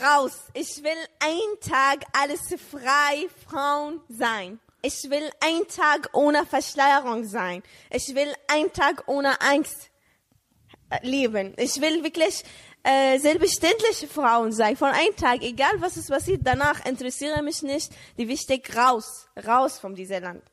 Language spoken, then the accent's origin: German; Saudi Arabia; German is a second language; moved away as an adult; now in Germany; ich bin in Saudi-Arabien geboren